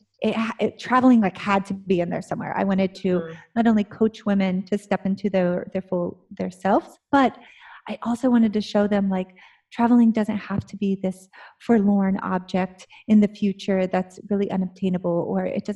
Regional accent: Ohio, United States; moved away as an adult; I grew up in Ohio

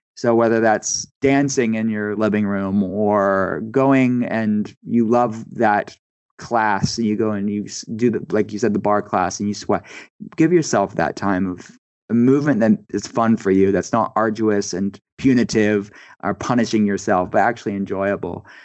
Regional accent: East Coast, United States; I grew up on the East Coast

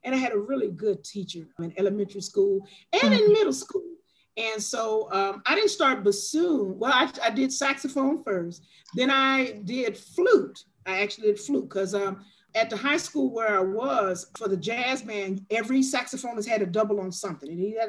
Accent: Anderson, Indiana, United States; born there; also born or lived in Gary, Indiana; I was born in Anderson, Indiana. I lived in Gary, Indiana.

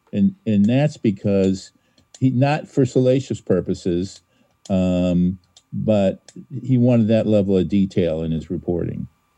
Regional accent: Hinckley, Ohio, United States; now in Cincinnati, United States; No, I'm from Northern Ohio, Hinckley, where the Buzzards come.

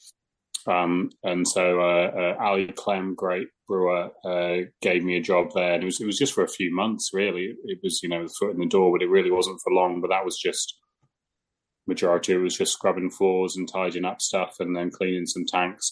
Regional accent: England, United Kingdom; moved away as an adult; also born or lived in Wellington, New Zealand; now in Australia; I'm English and I was living in England

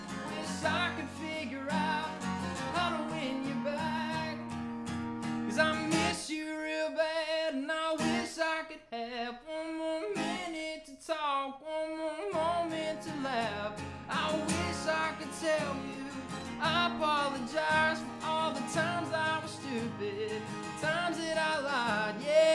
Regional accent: the South, United States; Dad, we did that on purpose because it's just, you know, we're from the South.

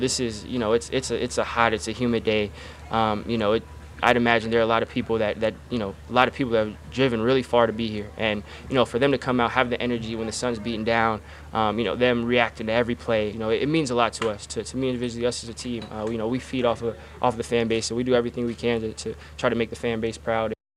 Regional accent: the South, United States; I'm from the South, so being back in the South is uh, refreshing

